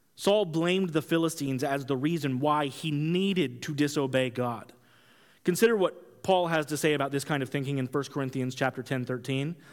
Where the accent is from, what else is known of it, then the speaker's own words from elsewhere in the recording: Kansas, United States; I grew up in Kansas